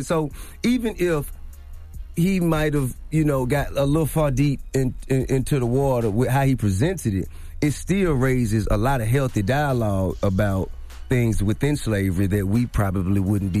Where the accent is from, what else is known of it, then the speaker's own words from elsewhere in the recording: New York, United States; I'm an old soul for one. Plus, I grew up in New York, you know what I'm saying?